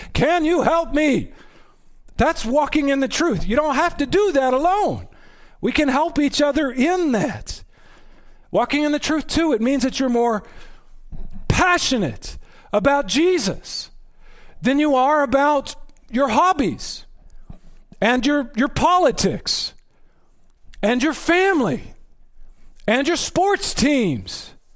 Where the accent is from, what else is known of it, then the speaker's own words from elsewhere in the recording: Texas, United States; I'm from Texas.